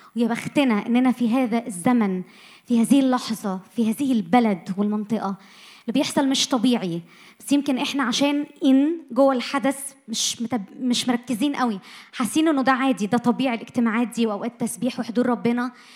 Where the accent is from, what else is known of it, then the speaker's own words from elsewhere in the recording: Egypt; اتولدنا وعشنا وتربينا في مصر